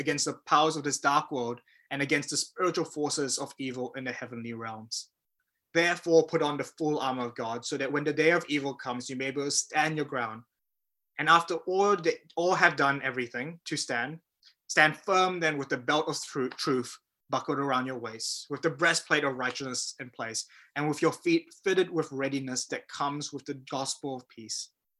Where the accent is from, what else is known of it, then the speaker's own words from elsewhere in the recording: Malaysia; also born or lived in New Zealand; I grew up in Malaysia and New Zealand